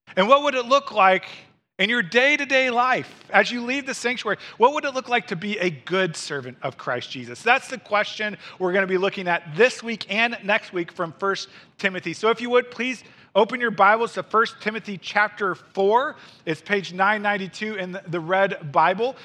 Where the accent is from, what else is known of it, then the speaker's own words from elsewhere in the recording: Missouri, United States; moved away as an adult; now in Wisconsin, United States; I was raised in Missouri